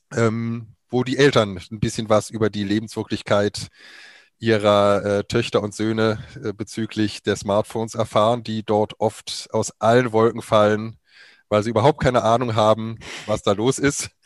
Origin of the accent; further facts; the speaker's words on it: near Cologne, North Rhine-Westphalia, Germany; moved away as an adult; also born or lived in Weimar; Ich komme ursprünglich aus der Nähe von Köln, habe da vor mittlerweile 27 Jahren mein Abi gemacht